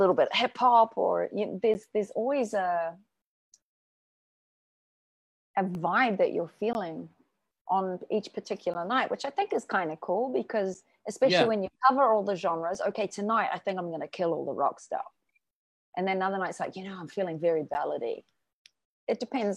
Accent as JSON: {"language": "English", "country": "New Zealand", "also_born_or_lived": "Japan", "moved": "as an adult", "lives_now": "Bangkok, Thailand", "said": "I'm from New Zealand. I worked in pubs"}